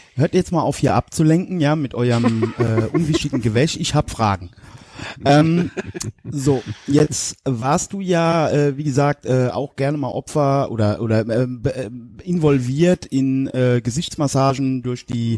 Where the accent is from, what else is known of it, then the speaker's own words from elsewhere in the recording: Westerwald, Germany; bei uns im Westerwald